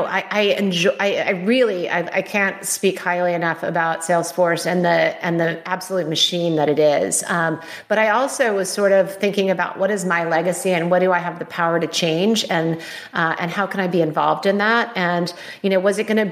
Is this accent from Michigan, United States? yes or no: no; California, United States; I'm a California girl.